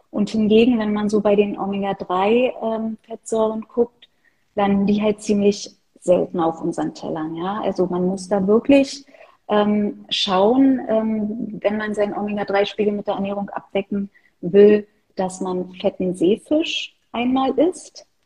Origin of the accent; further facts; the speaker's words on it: Berlin, Germany; born there; ansonsten bin ich Berlinerin. Ich bin in Berlin geboren, arbeite hier, wohne hier